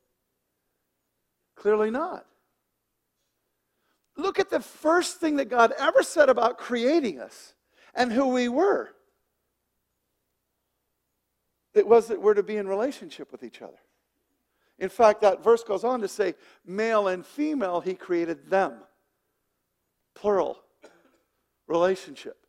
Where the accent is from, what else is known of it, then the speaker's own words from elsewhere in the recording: Wyoming, United States; I'm from Wyoming.